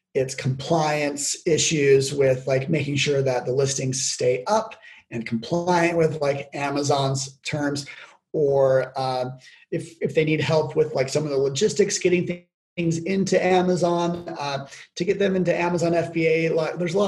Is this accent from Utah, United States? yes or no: yes; Logan, Utah, United States; my hometown, Logan, Utah